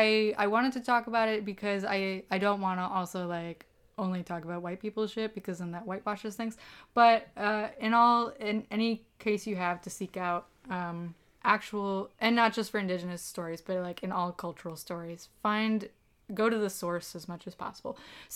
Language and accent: English; Park City, Utah, United States; I grew up in Park City, Utah, which is best known for the Sundance Film Festival.